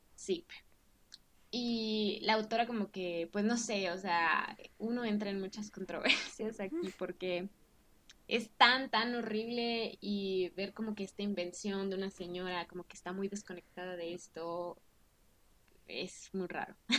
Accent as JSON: {"language": "Spanish", "country": "Mexico", "tie": "born or raised there", "said": "yo soy mexicana y he vivido toda mi vida en México"}